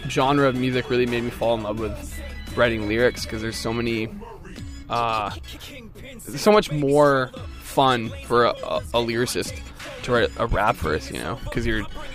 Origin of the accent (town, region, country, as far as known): Thunder Bay, Ontario, Canada; born or raised there; accent: Canadian; moved away